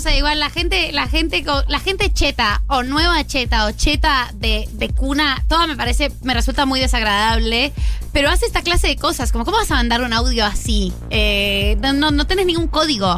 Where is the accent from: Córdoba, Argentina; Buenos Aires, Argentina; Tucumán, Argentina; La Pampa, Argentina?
Buenos Aires, Argentina; los porteños sonamos chetos